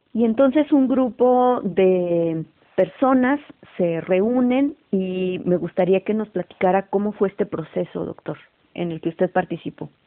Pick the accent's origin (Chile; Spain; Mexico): Mexico; como mexicanos, como mexicanas